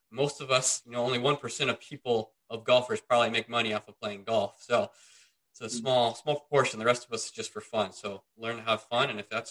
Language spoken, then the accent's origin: English; Indiana, United States; I've played in snow before in Indiana, because I grew up in Indiana, and golf season starts in late March, early April. And well, we still have snow up till Easter, at least on occasion, where I grew up.